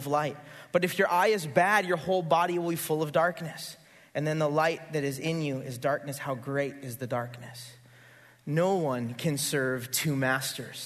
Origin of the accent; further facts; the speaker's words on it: Santa Barbara, California, United States; also born or lived in Goleta / Carpinteria; I grew up here. I grew up in Santa Barbara.